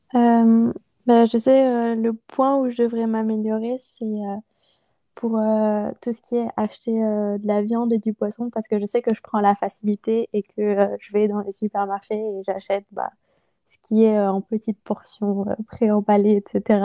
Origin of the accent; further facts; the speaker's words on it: Strasbourg, Grand Est, France; moved away; also born or lived in Mulhouse; je suis originaire de Strasbourg